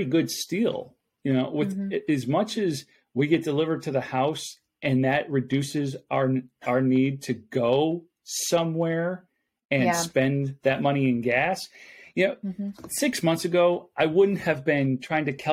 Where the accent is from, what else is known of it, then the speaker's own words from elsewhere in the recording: Buffalo, New York, United States; moved away; I'm originally from Buffalo, New York. So in Western New York